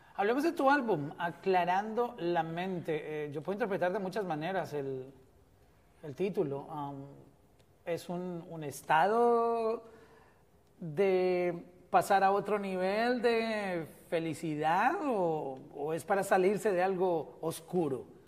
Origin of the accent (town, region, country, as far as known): Colombia